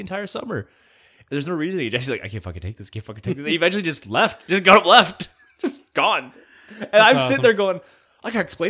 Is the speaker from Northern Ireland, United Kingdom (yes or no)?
no; Bewdley, West Midlands, United Kingdom; I'm used to weird people. We grew up in Bewdley. We're used to this shit, just walking down the street.